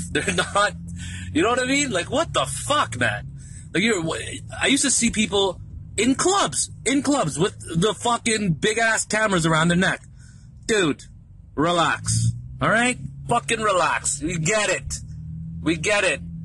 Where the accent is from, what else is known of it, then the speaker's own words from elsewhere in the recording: Philippines; I'm from Philippines. Philippines